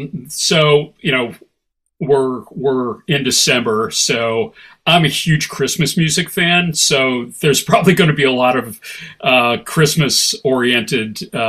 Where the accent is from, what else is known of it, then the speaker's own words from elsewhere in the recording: Midwest, United States; You know, I grew up in the Midwest, it's cold, it's dark